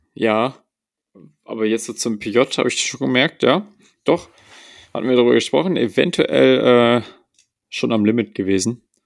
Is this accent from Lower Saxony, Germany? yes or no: no; Bavaria, Germany; bei uns in Bayern